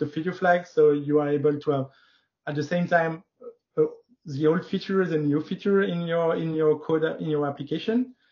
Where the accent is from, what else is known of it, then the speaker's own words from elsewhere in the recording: France; also born or lived in Paris; I'm from France. I'm living in Paris.